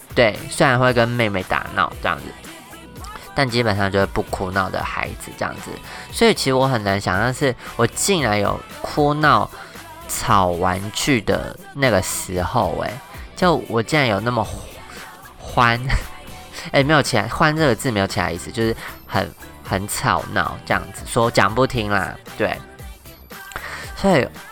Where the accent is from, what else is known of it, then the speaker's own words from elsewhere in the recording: Taoyuan, Taiwan; moved away as an adult; now in Taichung, Taiwan; 我就是桃园人，然后比较是台，台湾以北部的，呃，地区这样子